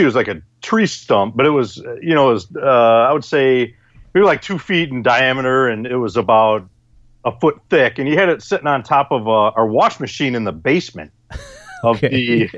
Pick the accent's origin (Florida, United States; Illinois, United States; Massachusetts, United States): Illinois, United States; born there; This was in Illinois. I was born in Illinois.